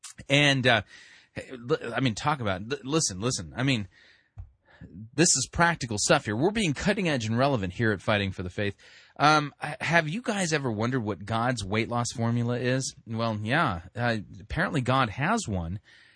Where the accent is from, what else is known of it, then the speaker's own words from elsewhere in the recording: California, United States; I mean, when I grew up in Southern California, so we had, like, channel 2, channel 4, channel 5, channel 6